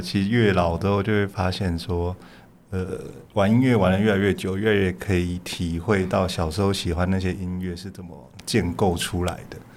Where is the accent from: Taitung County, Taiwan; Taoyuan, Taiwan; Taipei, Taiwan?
Taipei, Taiwan; 我在台北长大，但是我严格上来说是嗯。我爸是南投人，我妈妈是，也是彰化人